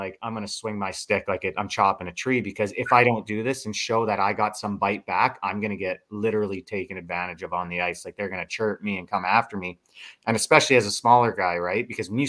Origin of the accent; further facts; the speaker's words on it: Lethbridge, Alberta, Canada; Lethbridge never had anyone born and raised in Lethbridge in like 40 years to really, truly come from there.